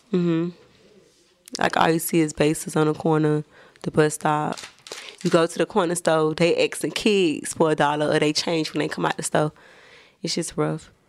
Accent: Miami, Florida, United States; I'm from, I'm from the bottom of Miami. Like, I'm from the hood.

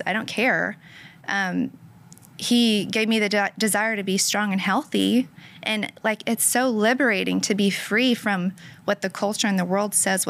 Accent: United States; growing up in the American culture

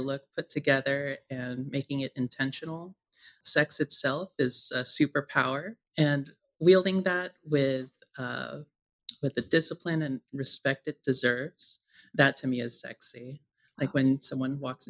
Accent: San Francisco, California, United States; as a trans woman, growing up in San Francisco

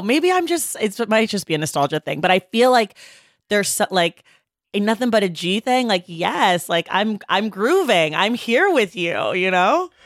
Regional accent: Oakland, California, United States; I'm from Oakland

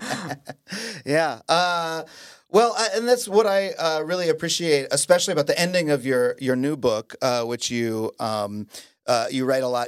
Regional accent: United States; in the United States, I learned that we're the greatest people

